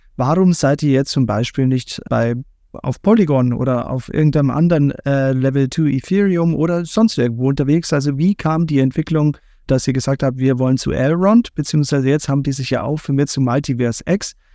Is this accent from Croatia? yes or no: no; Bavaria, Germany; wir kommen ja beide aus Bayern.